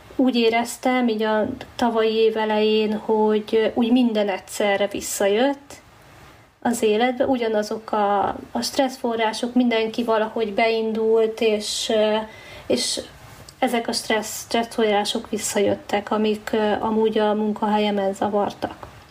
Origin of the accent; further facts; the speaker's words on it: Hungary; moved away as an adult; itthon a, az évszakok, meg a természet, tehát az eh, szinte semmivel nem fogható, hát ebben nőttünk fel